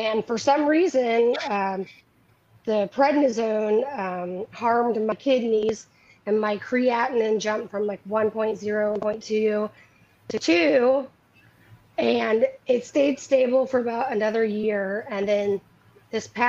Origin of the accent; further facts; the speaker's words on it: Atlanta, Georgia, United States; moved away as an adult; now in Chapel Hill, United States; I live in Chapel Hill, North Carolina, but I am from Atlanta, Georgia.